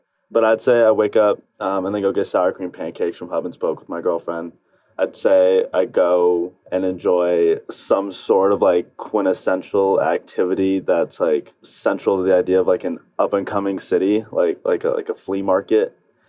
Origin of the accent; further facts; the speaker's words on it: Sandy, Utah, United States; also born or lived in Salt Lake City, Utah; I grew up in Sandy. I'd spend most of my time in Salt Lake. Went to like every high school imaginable here and then went to the University of Utah.